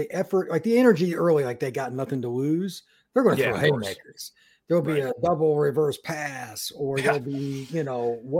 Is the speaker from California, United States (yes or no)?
no; Indiana, United States; I grew up in Indiana. I'm very familiar with it.